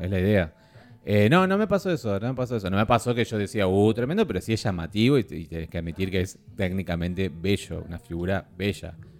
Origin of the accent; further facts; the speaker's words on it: Argentina; somos Argentina